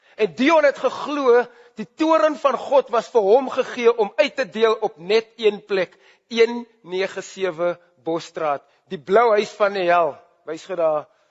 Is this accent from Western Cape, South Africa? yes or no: yes; Grabouw, Western Cape, South Africa; Ek het groot geword in Grabouw